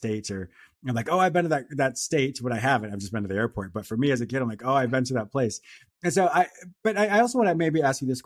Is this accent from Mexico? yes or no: no; Canada; moved away as an adult; also born or lived in United States / Spain; I was born in the States, raised in Canada.